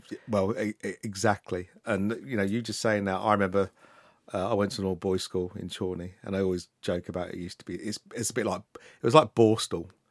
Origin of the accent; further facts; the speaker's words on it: Luton, East of England, United Kingdom; I was born and raised in Luton